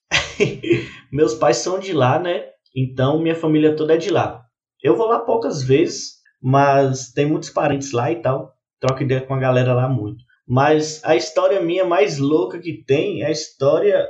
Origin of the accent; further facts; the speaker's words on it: Montes Claros, Minas Gerais, Brazil; sou daqui de Montes Claros, mas meu coração é lá de Burarama